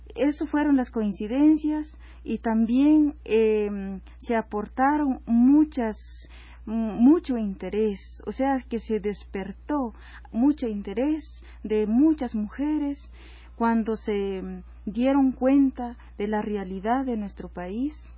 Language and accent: Spanish; Guatemala; moved away as an adult; now in Mexico; nosotros como mujeres guatemaltecas